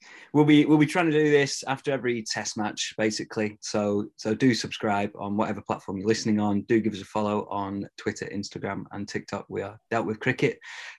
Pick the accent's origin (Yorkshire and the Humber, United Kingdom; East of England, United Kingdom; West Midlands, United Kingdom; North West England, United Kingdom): North West England, United Kingdom; Lancashire; I am from Lancashire